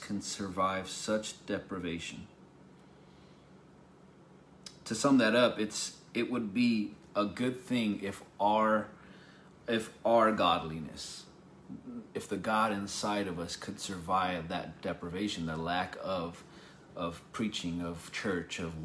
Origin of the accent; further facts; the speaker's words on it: United States; we're from the United States